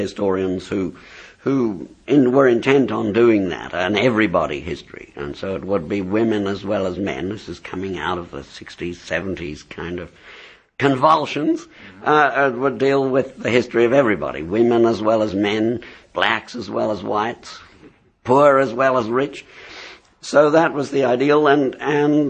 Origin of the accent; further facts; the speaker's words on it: South Africa; also born or lived in England; now in Australia; I was born in South Africa. I had some of my education in England, and I've lived in Australia ever since 1963.